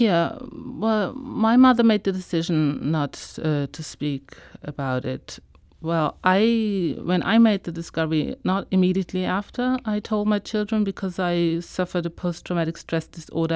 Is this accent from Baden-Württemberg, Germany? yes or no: no; Hamburg, Germany; also born or lived in Israel; I one day went into a public library in my hometown. I live in Germany, in the north, in Hamburg